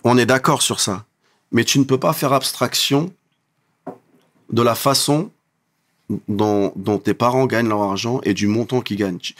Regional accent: Creil, Hauts-de-France, France; je viens de Creil

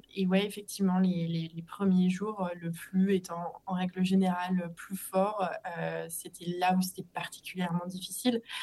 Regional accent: Annecy, Auvergne-Rhône-Alpes, France; je suis originaire d'Annecy où je vis actuellement

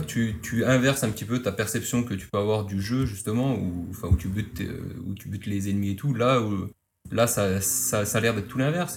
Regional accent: Lousada, Norte, Portugal; moved away; de, de Lousade, c'est vers Porto, c'est juste à côté

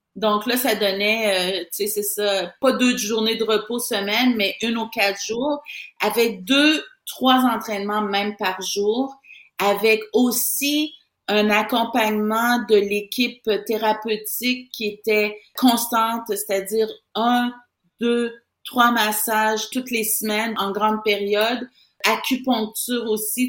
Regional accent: Saint-Marc-des-Carrières, Quebec, Canada; j'ai quitté mon, mon village natal de, de Saint-Marc-des-Carrières

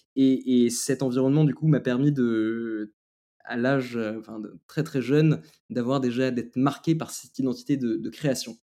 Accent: France; also born or lived in Lebanon; je suis français et libanais

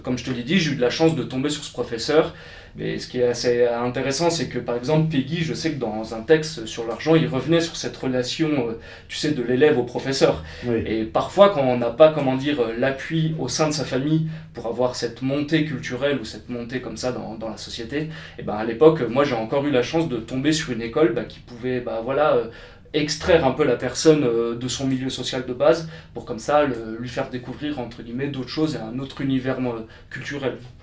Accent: Haute-Savoie, Auvergne-Rhône-Alpes, France; moved away as an adult; also born or lived in Lyon / Lausanne; now in Paris, France; je suis originaire d'un petit village de Haute-Savoie, un petit village de moins de 1000 habitants

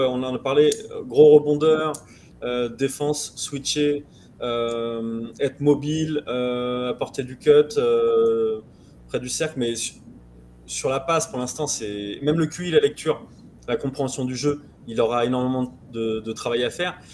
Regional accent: France; je suis français

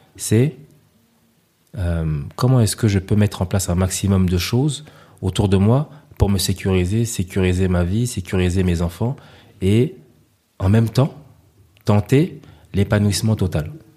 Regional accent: Paris, Île-de-France, France; moved away as an adult; also born or lived in L'Île-Saint-Denis, Seine-Saint-Denis; now in Côte d'Ivoire; je venais de Paris

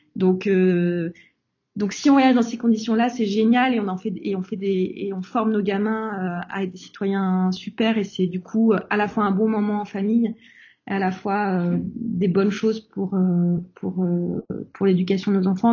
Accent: France; nous, en tant que Français

